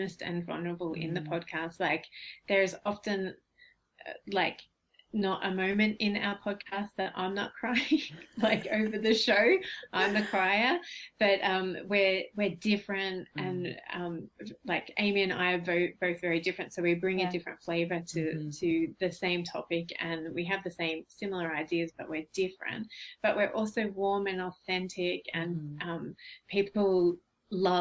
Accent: Australia; also born or lived in Sydney; we were the first Australians

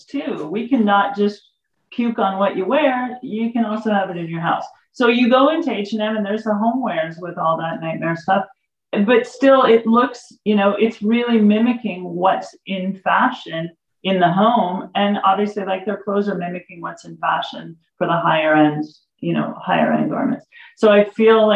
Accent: California, United States; moved away; I'm originally from California

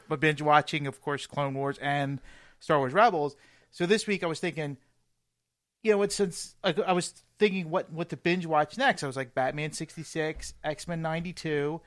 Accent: Philadelphia, Pennsylvania, United States; I'm from Philly

